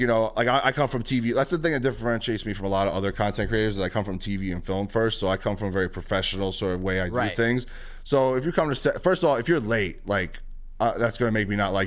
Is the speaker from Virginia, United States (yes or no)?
no; New York City, New York, United States; growing up in the Bronx is very much who I am.